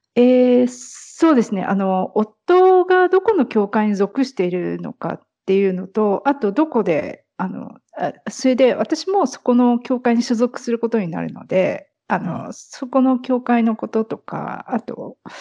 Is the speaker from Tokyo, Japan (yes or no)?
no; near Narita, Chiba, Japan; moved away; 千葉県の方です